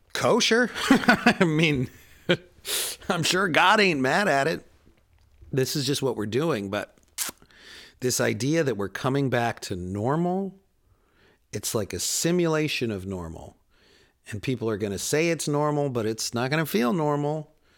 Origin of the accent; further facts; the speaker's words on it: Chicago, Illinois, United States; moved away; also born or lived in Queens, New York; I'm a city boy. I grew up in Chicago